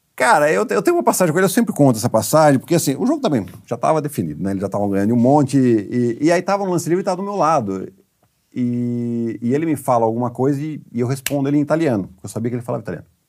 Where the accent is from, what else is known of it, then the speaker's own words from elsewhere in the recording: Piracicaba, São Paulo, Brazil; E eu sou de Piracicaba